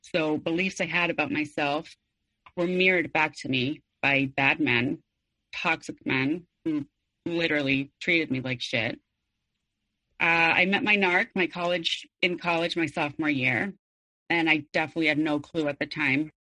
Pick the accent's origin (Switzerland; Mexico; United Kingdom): Mexico; Mexico City; I was born and raised in Mexico City